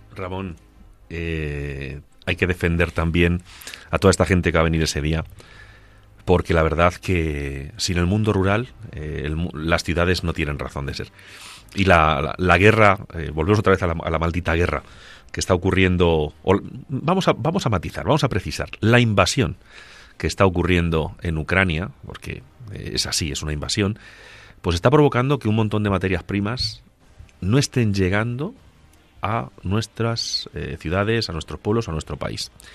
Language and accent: Spanish; Agudo, Castilla-La Mancha, Spain; yo que nací en, en Ciudad Real, en Agudo, vivo y siento mi pueblo